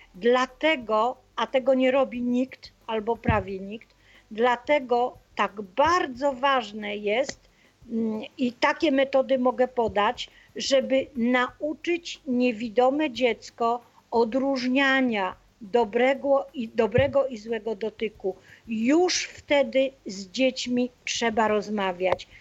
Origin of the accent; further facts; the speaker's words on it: Opole, Opole Voivodeship, Poland; ja jestem z Opola